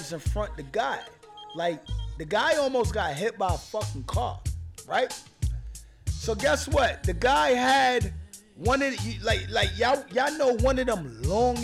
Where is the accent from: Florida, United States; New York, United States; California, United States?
New York, United States; New York City; I'm from New York City, man. I'm from Brooklyn